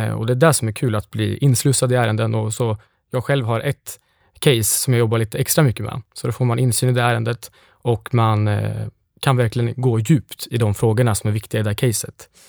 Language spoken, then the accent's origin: Swedish; Lindesberg, Örebro County, Sweden; moved away; Jag kommer från Lindesberg